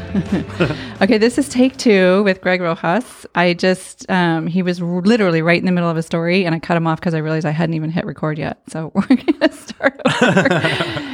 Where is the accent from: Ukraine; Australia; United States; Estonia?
United States; Arizona; moved away; I grew up in Arizona, so we had pools in every